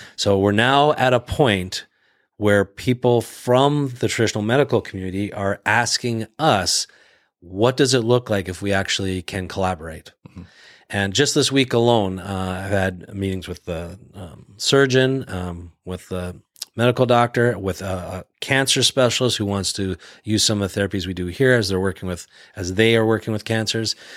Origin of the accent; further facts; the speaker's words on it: Canada; moved away as an adult; now in United States; I grew up in the Canadian healthcare system